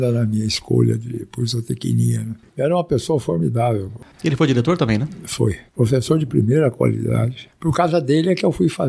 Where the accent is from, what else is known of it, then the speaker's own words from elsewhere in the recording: Minas Gerais, Brazil; É, eles me puseram apelido de montanha. Montanha? É, porque eu sou mineiro, né?